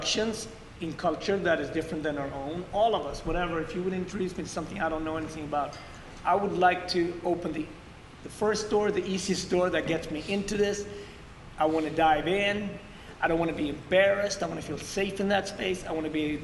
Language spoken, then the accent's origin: English; Sweden; also born or lived in Ethiopia; now in New York City, United States; growing up in Sweden